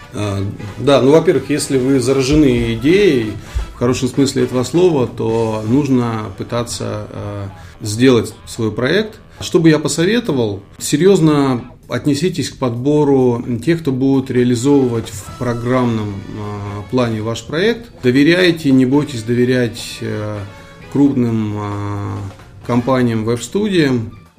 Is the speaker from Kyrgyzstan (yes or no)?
yes; Kyrgyzstan; moved away; я родом из Солнечной Средней Азии, Республика Киргизия